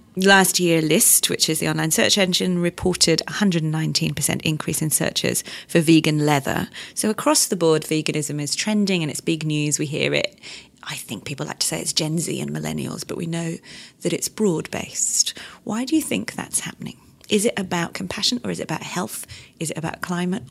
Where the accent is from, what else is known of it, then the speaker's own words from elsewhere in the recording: Yorkshire and the Humber, United Kingdom; I'm from Yorkshire